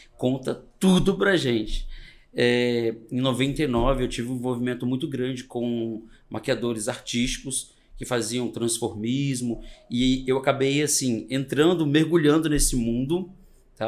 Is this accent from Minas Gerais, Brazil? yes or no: yes; Minas Gerais, Brazil; also born or lived in Espírito Santo; Eu venho de uma família muito simples, do interior do Espírito Santo, já divisa com Minas. Eu sou mineiro